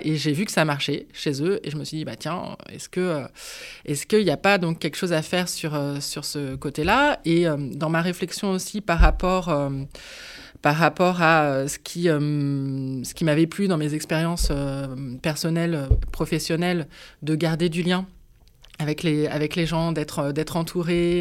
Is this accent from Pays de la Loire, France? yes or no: yes; Nantes, Pays de la Loire, France; je suis nantaise hein, d'origine, même si j'ai eu l'occasion de vadrouiller à droite et à gauche en France.